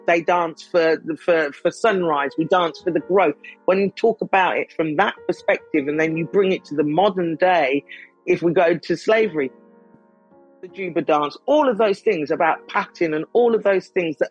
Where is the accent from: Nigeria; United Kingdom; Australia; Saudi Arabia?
United Kingdom; I'm British